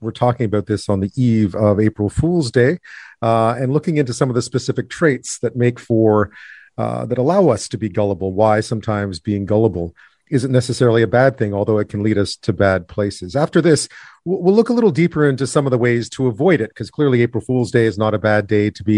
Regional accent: Quebec, Canada; I grew up in Quebec

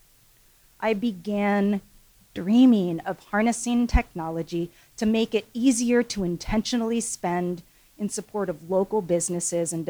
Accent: Seattle, Washington, United States; also born or lived in Seoul, South Korea; I was adopted when I was 6 months old and grew up here in Seattle.

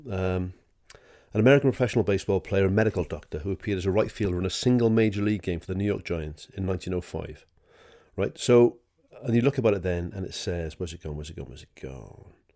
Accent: Wales, United Kingdom; I'm a Welsh bloke

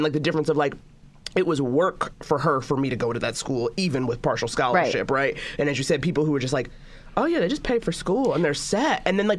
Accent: New York, United States; I went to school in the Upper East Side, and I learned very quickly, you know, like, you know, I'm from Harlem, but I'm from original Harlem, not the Red Rooster you think of now.

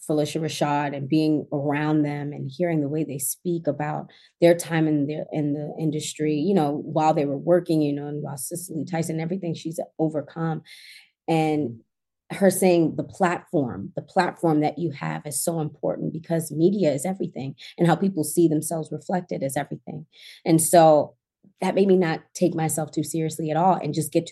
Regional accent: Baltimore, Maryland, United States; I came from Baltimore and I didn't go back home.

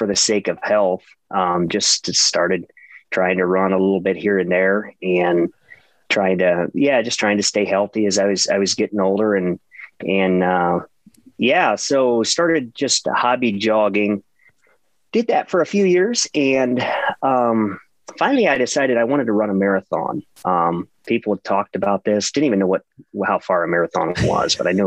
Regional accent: Ohio, United States; born and raised in Ohio

